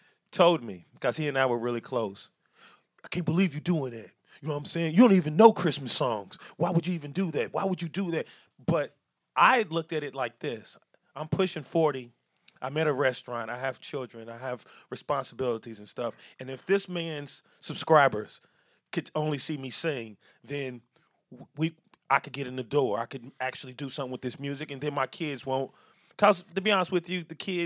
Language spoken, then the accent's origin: English; Louisville, Kentucky, United States; we're from the West End of Louisville